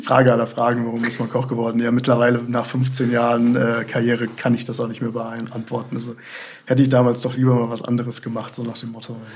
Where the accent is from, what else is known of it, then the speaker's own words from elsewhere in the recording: Bonn, North Rhine-Westphalia, Germany; also born or lived in Bremerhaven / Melbourne; so geboren bin ich in Bremerhaven. Ah, ja, klar. Aber seit meinem zweiten Lebensjahr bin ich in Bonn aufgewachsen